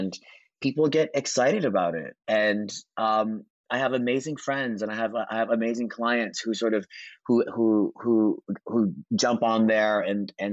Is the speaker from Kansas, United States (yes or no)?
no; Hawaii, United States; moved away; I grew up in Hawaii. And so it was a long journey, really small town on the not fancy side of the island